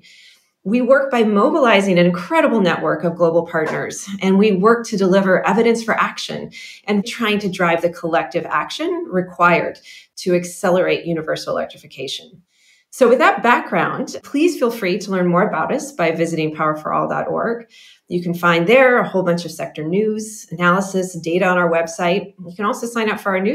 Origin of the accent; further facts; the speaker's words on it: Colorado, United States; I grew up in Colorado